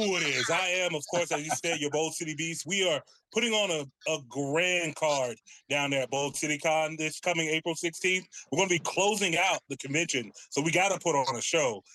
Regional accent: Jacksonville, Florida, United States; we're both around the same side of town, the north side of Jacksonville

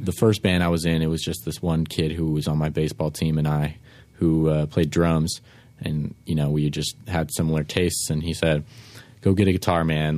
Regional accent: San Francisco, California, United States; I was born and raised in San Fran

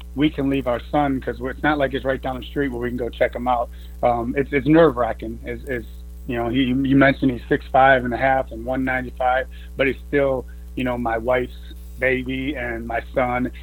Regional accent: Chicago, Illinois, United States; moved away; I'm from Illinois, Chicago area

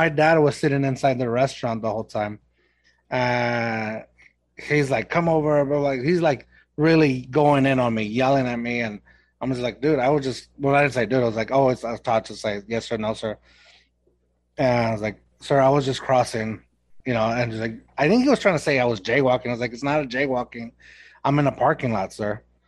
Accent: Mexico; accent: Mexican; I tried losing my accent, my, you know, Mexican accent, getting rid of it. And I think it's not completely gone, but for the most part, it turned into its own weird thing. It's like a Texan accent. It's a Mexican accent.

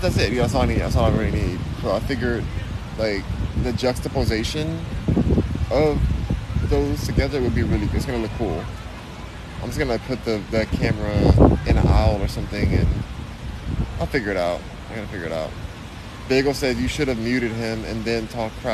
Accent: California, United States; I am from California. I'm born and raised in California

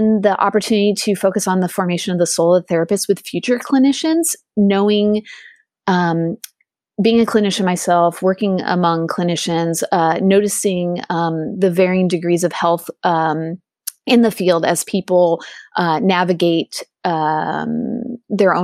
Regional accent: Southern California, United States; also born or lived in England; I also am a California native. I grew up in Southern California

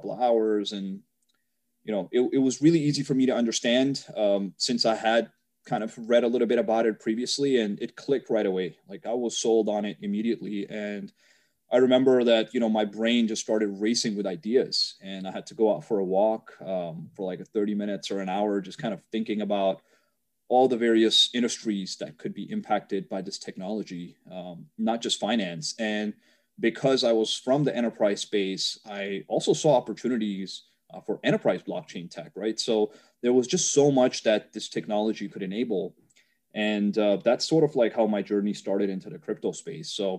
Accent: New York, United States; I'm from New York

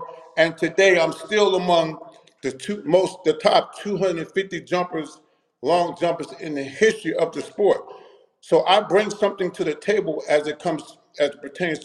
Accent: Trenton, New Jersey, United States; also born or lived in Puerto Rico; I'm from Trenton, New Jersey. 600 block. Wow. Trenton, New Jersey, 600 block. And my neighborhood ain't nothing to be messing around

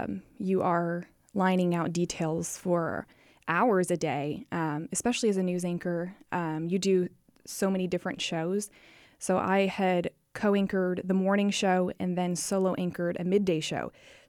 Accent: Florida, United States; also born or lived in all over; I guess I would say I spent high school in Florida. Okay. But I went to like 14 schools in my lifetime. So gotcha. Kind of from all over.

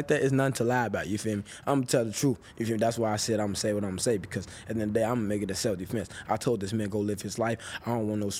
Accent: Chicago, Illinois, United States; I'm from Chicago

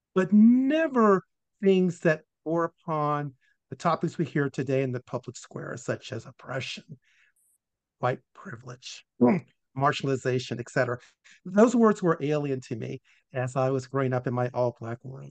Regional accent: Richmond, Virginia, United States; was born in Richmond, Virginia uh, in 1961, uh, in the capital of the Confederacy. And for the first eight years of my life, I lived in a, um, a world that was all Black

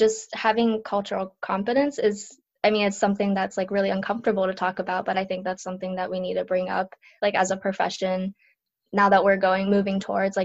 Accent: northwestern Pennsylvania, United States; first language Japanese; English is a second language; also born or lived in Japan; I moved here when I was 1 year old. My dad had a better opportunity for his job, so he came, and part of his company, like, was the adjunct, I guess, was in a small little town where I live now. In northwestern Pennsylvania. So I grew up going to school here

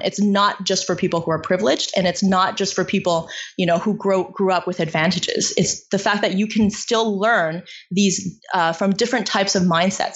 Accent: China; moved away; I was born in China in a um, like rural village

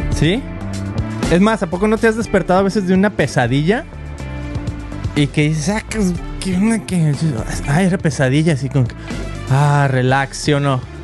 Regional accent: Mexico; now in United States; tenemos 16 años aquí en Estados Unidos y sin papeles. Entonces de repente yo pues me considero un mexicano

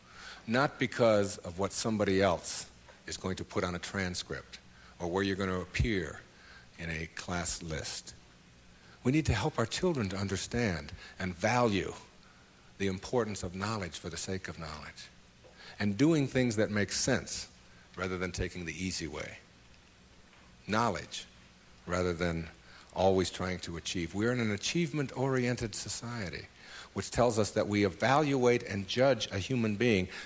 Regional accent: Detroit, Michigan, United States; moved away; my hometown was Detroit

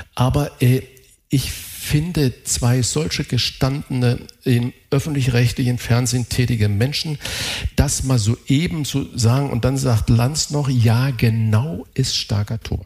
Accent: Saarland, Germany; ich bin Saarländer

